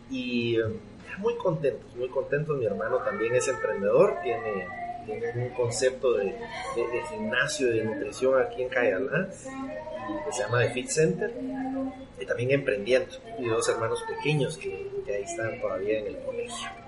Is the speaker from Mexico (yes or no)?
no; Guatemala; Bueno, yo soy guatemalteco, eh, chapín hecho en Guatemala